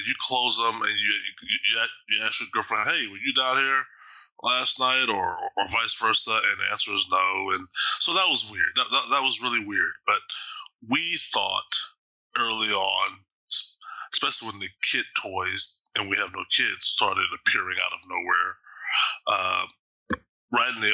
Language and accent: English; Austin, Texas, United States; now in Bothell, United States; I'm originally from Texas, Austin specifically